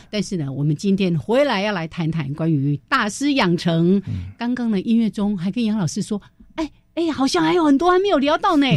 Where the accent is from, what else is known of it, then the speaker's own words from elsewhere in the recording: Changhua County, Taiwan; also born or lived in Berkeley, California, United States; 我彰化人呢，